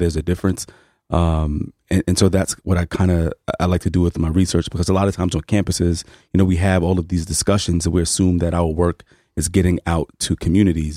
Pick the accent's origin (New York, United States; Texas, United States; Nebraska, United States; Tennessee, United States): New York, United States; New York City; I grew up in Harlem